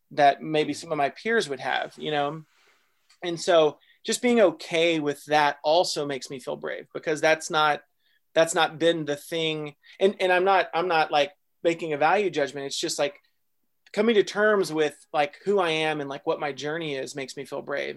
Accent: Texas, United States; I was born in Texas

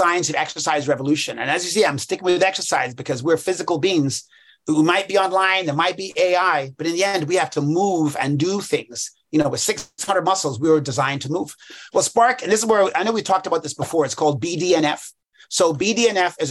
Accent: England, United Kingdom; I was born in England.

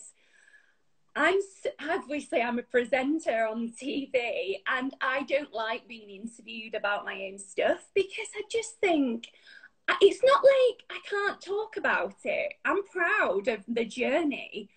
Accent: Pontefract, Yorkshire and the Humber, United Kingdom; accent: Yorkshire; moved away as an adult; also born or lived in Wakefield / Manchester; I'm a Ponty lass

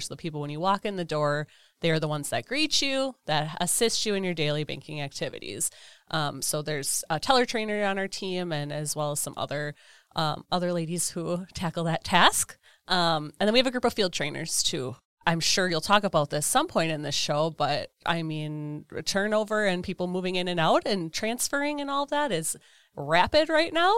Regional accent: Eden, Wisconsin, United States; Eden, Wisconsin.

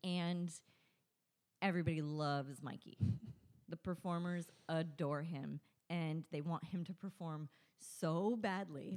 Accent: Victorville, California, United States; I grew up in Victorville

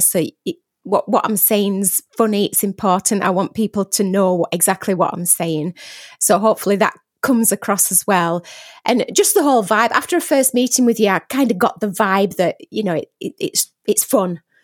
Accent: Barnsley, Yorkshire and the Humber, United Kingdom; accent: Barnsley; I am Barnsley born and bred

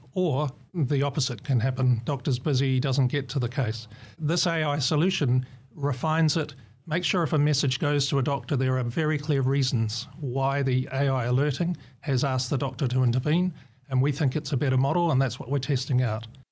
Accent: New Zealand; moved away as an adult; now in Australia; I'm a Kiwi.

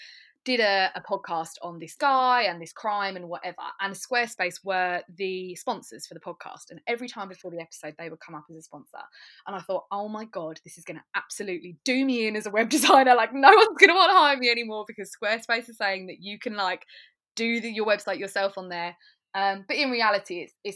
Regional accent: Braintree, East of England, United Kingdom; now in Colchester, United Kingdom; So I'm in Colchester, but I grew up in Braintree

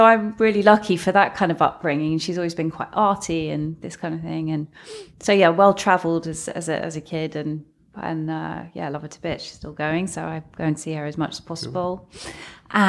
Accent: London, United Kingdom; born there; also born or lived in Hadley Wood; Well, originally born in North London, so Woodside Park.

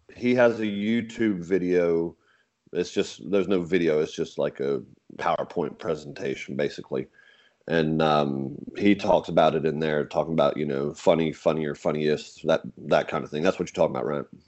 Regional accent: England, United Kingdom; now in United States; I talk about being English and moving over here from England

